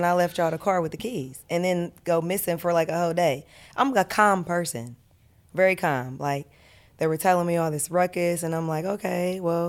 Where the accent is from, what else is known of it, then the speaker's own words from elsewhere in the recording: Columbus, Ohio, United States; We're from the same neighborhood, too. We're both from Columbus, Northside.